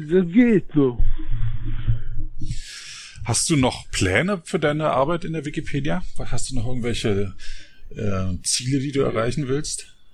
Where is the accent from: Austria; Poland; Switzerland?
Poland; German is a second language; Ich habe zwar Russisch gelernt, das wird man vielleicht als Pole nicht so gern, aber das hilft mir schon, äh, bestimmte Wortstämme so zu erkennen.